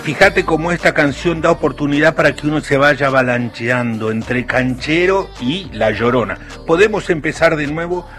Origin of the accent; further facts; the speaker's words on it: San Jorge, Santa Fe, Argentina; yo cuando era chico en San Jorge